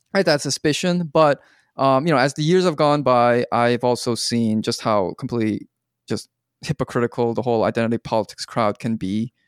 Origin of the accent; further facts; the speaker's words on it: Canada; I watched it as a Canadian